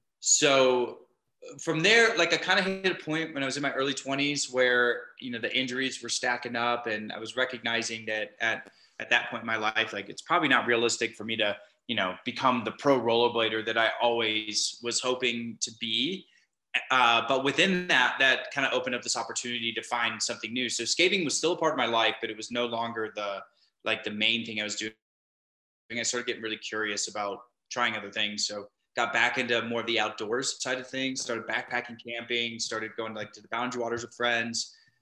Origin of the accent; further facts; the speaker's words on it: Minneapolis, Minnesota, United States; my story starts by growing up in Minneapolis. I moved around a lot before then, but I ended up landing in Minneapolis with my family when I was about 10 years old. And from there, that's where I grew up.